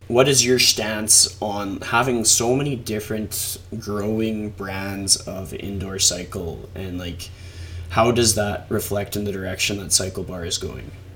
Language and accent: English; Canada; I'm a Canadian